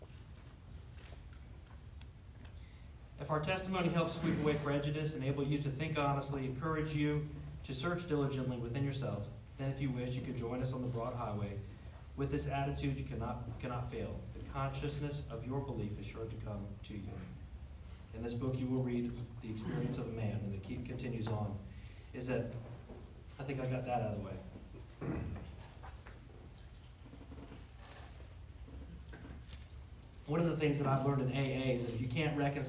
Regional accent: Jacksonville, Florida, United States; moved away; I'm originally from Jacksonville, Florida

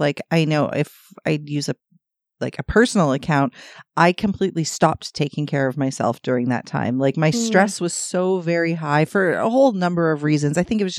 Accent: Toronto, Ontario, Canada; But we're from Toronto, so I expect fucking traffic.

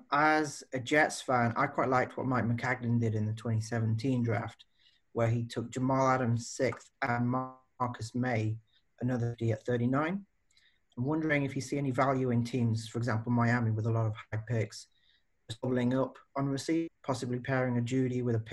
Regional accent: Leicester, East Midlands, United Kingdom; From Leicester in England.

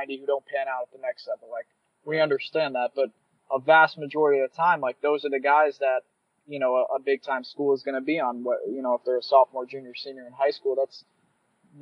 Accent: South Florida, United States; moved away; I'm from South Florida, as you know, Ethan, and in my backyard, probably 2 miles from my house, is Nova Southeastern

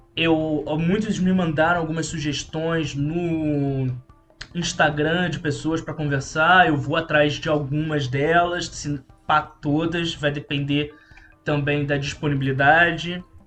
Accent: São Lourenço, Minas Gerais, Brazil; moved away as an adult; now in Rio de Janeiro, Brazil; eu fui criado em São Lourenço, Minas Gerais

